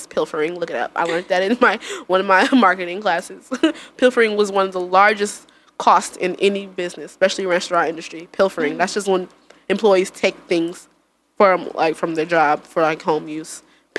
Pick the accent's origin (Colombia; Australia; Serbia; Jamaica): Jamaica; One of my jobs, because you know, I'm Jamaican. I got a lot of jobs.